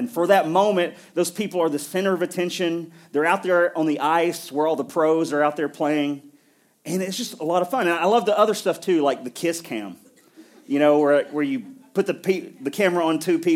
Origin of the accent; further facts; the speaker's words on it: Middle Tennessee, United States; I grew up here in Middle Tennessee